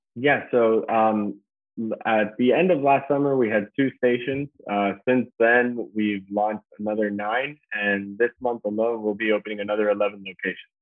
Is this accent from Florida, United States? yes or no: yes; Key Biscayne, Florida, United States; I was born and raised here in Key Biscayne